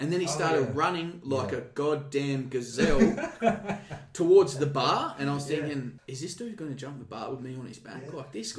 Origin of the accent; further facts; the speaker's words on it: Tasmania, Australia; And at the time when I came from Tasmania, there was no sort of restraints training.